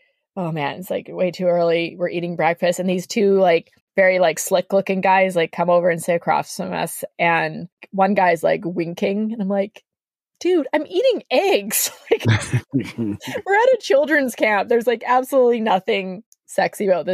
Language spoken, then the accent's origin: English; Canada; I'm a Canadian.